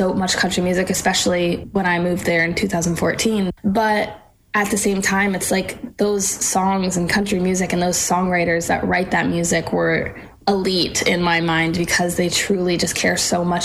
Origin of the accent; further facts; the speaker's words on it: Massachusetts, United States; moved away as an adult; now in Nashville, United States; I grew up in Massachusetts